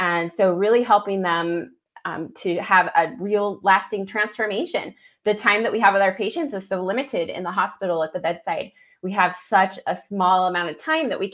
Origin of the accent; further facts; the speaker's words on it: Idaho Falls, Idaho, United States; my hometown of Idaho Falls